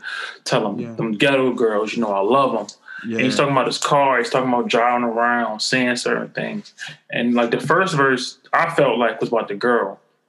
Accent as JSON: {"language": "English", "town": "Los Angeles", "region": "California", "country": "United States", "tie": "born or raised there", "said": "how like growing up in South Central, shit you deal with, and like how you try to overcome"}